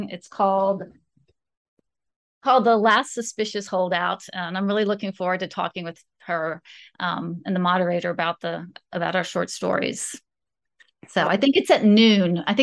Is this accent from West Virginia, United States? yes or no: yes; West Virginia, United States; also born or lived in Florida; I moved around a lot when I was growing up. Um, my um parents met in Florida and I was born there. And then they moved, we moved to West Virginia.